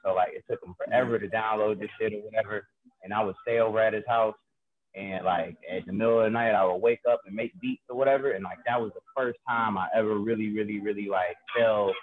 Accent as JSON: {"language": "English", "town": "Cleveland", "region": "Ohio", "country": "United States", "said": "I'm from Cleveland, Ohio"}